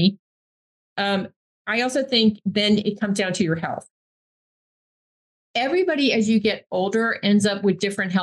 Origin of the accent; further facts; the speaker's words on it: New York, United States; I grew up in New York